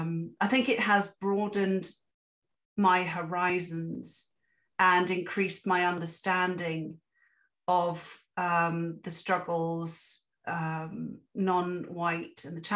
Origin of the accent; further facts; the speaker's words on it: England, United Kingdom; now in Canada; coming to Canada as an immigrant, yet a privileged immigrant, because I'm white and I'm English